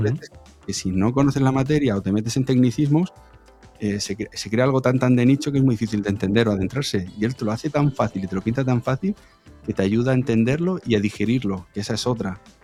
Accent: Region of Murcia, Spain; yo soy de fuera de Madrid, soy de Murcia

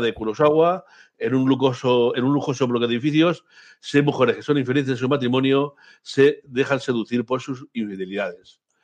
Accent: Basque Country, Spain; como buen vasco que soy

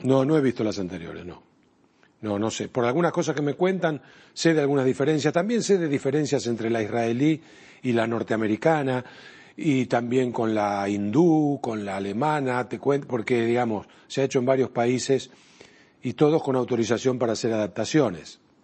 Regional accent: Argentina; en mi país, en la Argentina

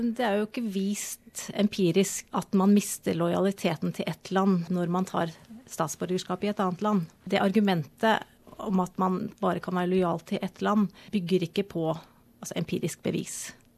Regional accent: Norway; moved away as an adult; now in Australia; er jo født og oppvokst i Norge, bodde i Norge i 30 år

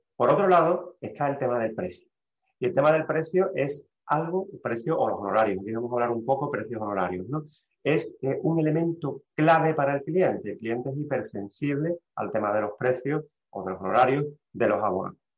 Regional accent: Seville, Andalusia, Spain; soy un abogado sevillano

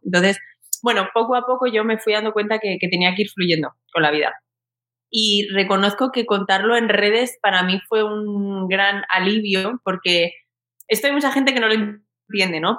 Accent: Alcalá de Henares, Community of Madrid, Spain; now in Madrid, Spain; yo soy de Alcalá de Henares de toda la vida. Yo estudié allí, me crié allí en un barrio

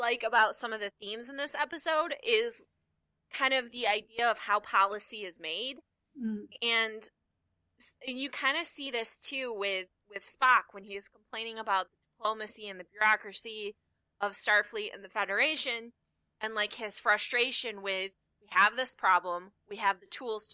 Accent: United States; as an American

